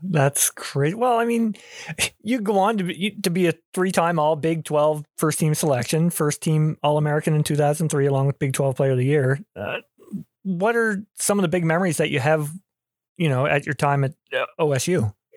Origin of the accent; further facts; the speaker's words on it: Canada; growing up in Canada here